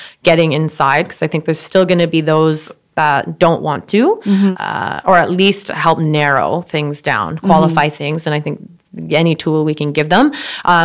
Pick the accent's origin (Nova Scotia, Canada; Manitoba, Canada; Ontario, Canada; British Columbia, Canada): British Columbia, Canada; Surrey; I grew up in Surrey